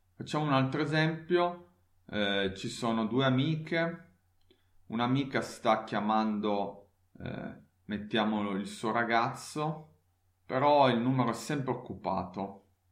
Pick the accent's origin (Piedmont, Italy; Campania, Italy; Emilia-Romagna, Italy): Piedmont, Italy; Turin; now in Leipzig, Germany; la mia città natale Torino